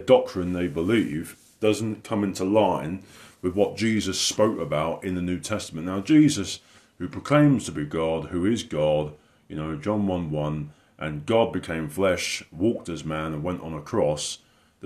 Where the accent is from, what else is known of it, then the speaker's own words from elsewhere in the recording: the south of England, United Kingdom; moved away; I've been away in my hometown down the south of England